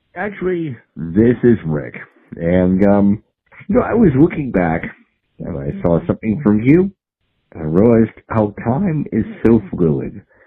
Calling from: Georgia, United States; we're calling from Gallatown, Georgia

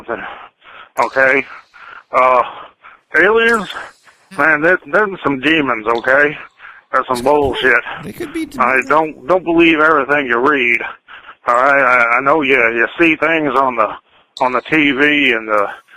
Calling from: Texas, United States; I'm calling from Texas

